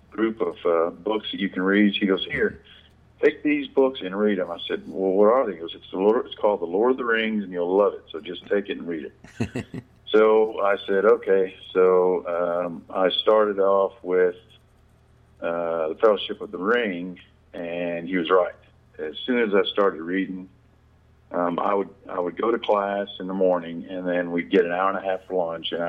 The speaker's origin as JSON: {"language": "English", "town": "Lexington", "region": "Kentucky", "country": "United States", "tie": "born or raised there", "said": "I grew up in Lexington, Kentucky"}